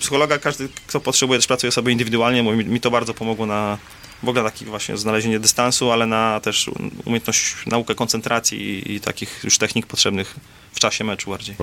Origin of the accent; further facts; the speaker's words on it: Warsaw, Masovian Voivodeship, Poland; ja jestem z Warszawy